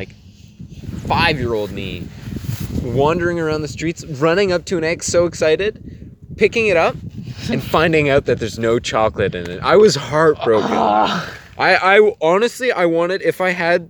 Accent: Canada; I'm Canadian

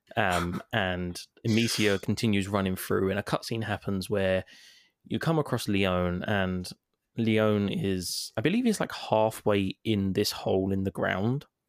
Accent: London, United Kingdom; I'm I'm English, so I'm like a London version of David Attenborough

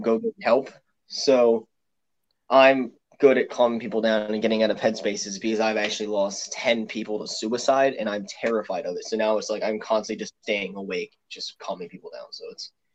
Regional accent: Pennsylvania, United States; I'm from Pennsylvania. I'm actually 20 minutes away from Philadelphia

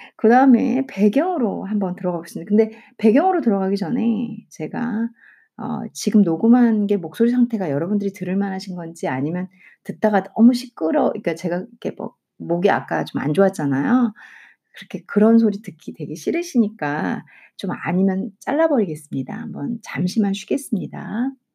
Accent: South Korea; 저는 한국 사람이니까 중국어도 외국어고 영어도 외국어인데

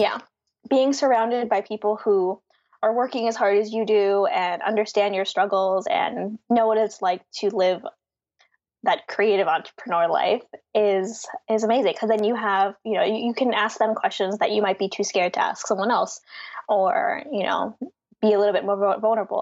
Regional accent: Philadelphia, Pennsylvania, United States; I grew up in Philly, went to college mm. in hmm. Philly

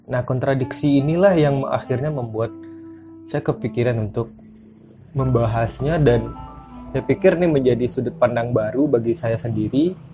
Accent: Sungai Geringging, West Sumatra, Indonesia; saya tuh kampung kecilnya tuh di Sungai Geringging nama kecamatannya itu di salah satu kecamatan yang ada di Kabupaten Padang Pariaman eh, Sumatera Barat

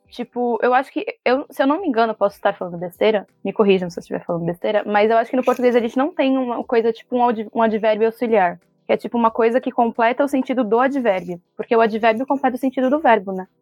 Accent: Brazil; para mim, que sou brasileira

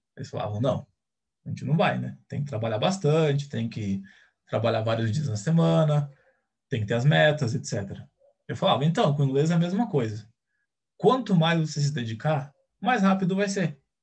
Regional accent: Brazil; Eu nunca fui nem para o Paraguai, então eu nunca saí do Brasil de jeito nenhum

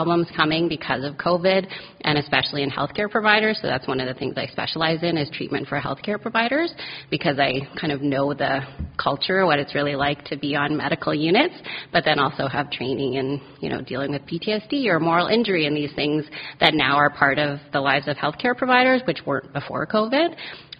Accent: Calgary, Alberta, Canada; moved away as an adult; also born or lived in Vancouver, Canada; now in Halifax, Canada; I grew up in Calgary, and I've been in Halifax since 2007.

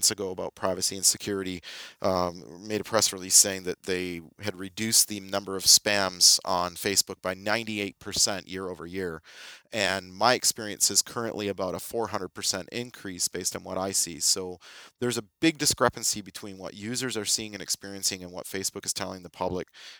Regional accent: United States; now in Canada; me being American

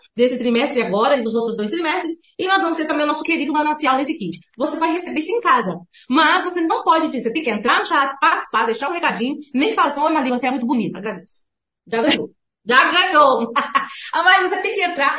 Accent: Minas Gerais, Brazil; eu sou mineira do interior

